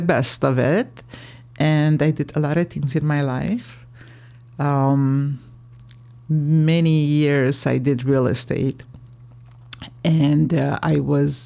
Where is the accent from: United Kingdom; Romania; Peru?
Romania; moved away; I'm from Romania, and I came here 4 years ago